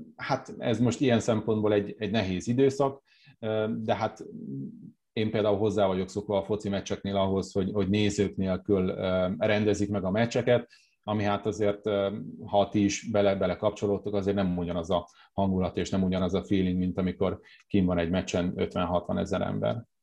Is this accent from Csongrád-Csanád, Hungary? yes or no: yes; Hódmezővásárhely, Csongrád-Csanád, Hungary; also born or lived in Szeged; én hódmezővásárhelyi vagyok, ott fociztam hosszú éveken keresztül